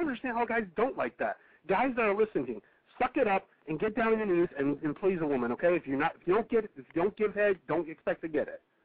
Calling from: Connecticut, United States; I'm calling from Connecticut

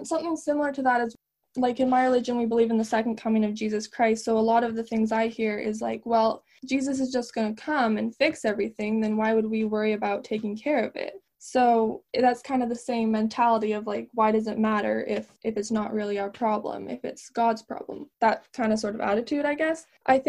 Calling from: Alberta, Canada; I'm 18 and I'm calling in from Alberta, Canada.

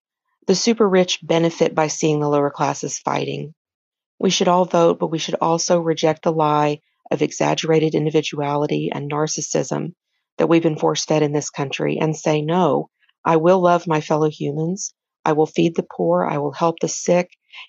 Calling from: Eugene, Oregon, United States; I'm a nurse and I'm calling from Eugene, Oregon.

